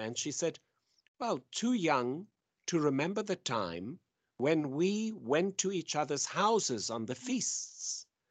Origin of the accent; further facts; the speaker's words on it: South Africa; now in Jerusalem; I come from South Africa